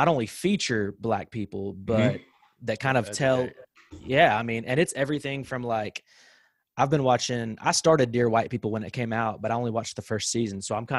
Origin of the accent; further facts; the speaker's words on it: Sherwood, United States; growing up in Sherwood